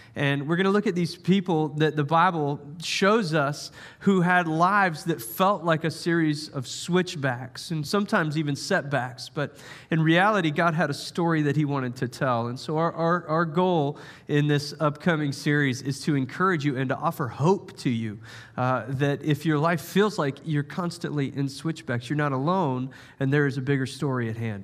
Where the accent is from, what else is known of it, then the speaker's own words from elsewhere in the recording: Charleston, South Carolina, United States; I grew up in Charleston, South Carolina